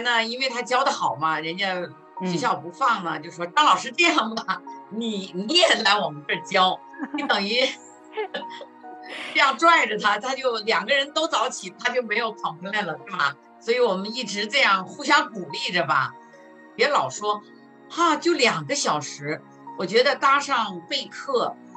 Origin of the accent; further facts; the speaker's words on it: Hebei, China; now in Greater Washington area, United States; 我是来自中国河北的，教中文大概有十五六年了吧